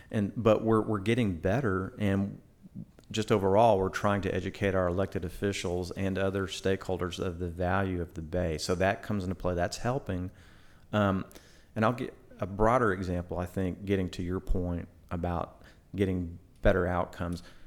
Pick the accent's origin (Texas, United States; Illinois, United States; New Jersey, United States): Texas, United States; Houston; also born or lived in League City; I grew up in Houston, Southwest Houston